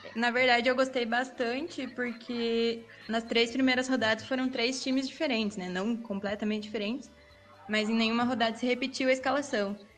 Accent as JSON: {"language": "Portuguese", "region": "Paraná", "country": "Brazil", "said": "eu sou do Paraná"}